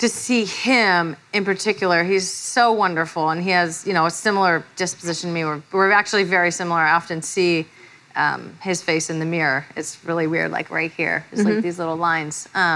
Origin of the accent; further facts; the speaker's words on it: Redding, California, United States; I'm from Trump country, Redding, California